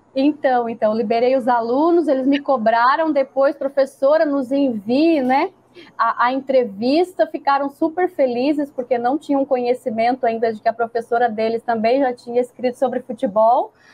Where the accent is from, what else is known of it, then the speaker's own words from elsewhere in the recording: Grão-Pará, Santa Catarina, Brazil; also born or lived in Florianópolis / São José; now in Pará, Brazil; eu sou do interior de Santa Catarina, mas eu morei 14 anos, um pouquinho mais de 14 anos, é, em Florianópolis